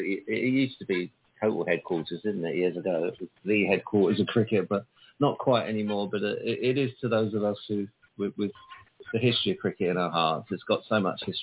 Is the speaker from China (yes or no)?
no; London, United Kingdom; moved away as an adult; also born or lived in Somerset; now in Taunton, United Kingdom; I'm from London as a kid, and until recently I was actually living in West Dulwich, where Trevor Bailey had a little cricket academy that's still there and in London. And I grew up in Paddington, not far from Lords